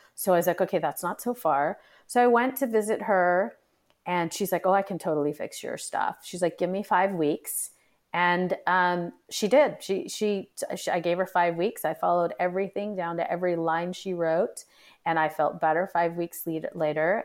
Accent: United States; even though I'm of, in, Indian ethnic descent, I was born and brought up here

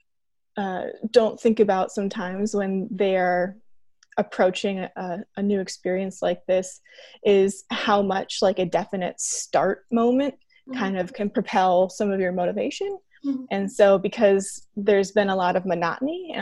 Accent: Iowa City, Iowa, United States; I'm originally from Iowa City

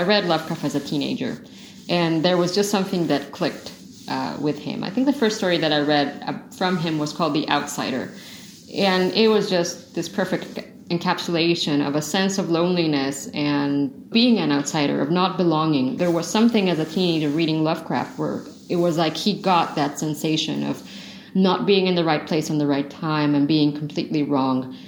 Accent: Mexico; I'm from Mexico, all our houses are completely different

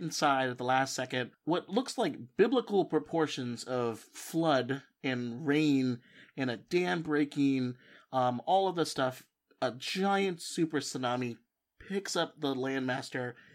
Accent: California, United States; I'm from California, is we don't have accents

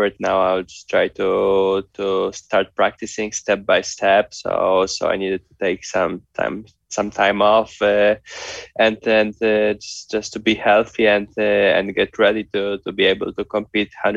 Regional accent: Poland; being from Poland

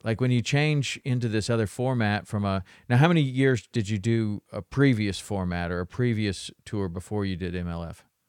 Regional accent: Tennessee, United States; I grew up in Tennessee, so we would go through the locks all the time

